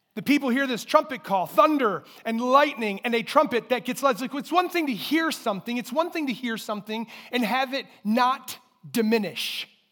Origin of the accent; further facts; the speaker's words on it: Durand, Michigan, United States; I grew up in Durand, and I won't let anyone hold it against me, but that's where I grew up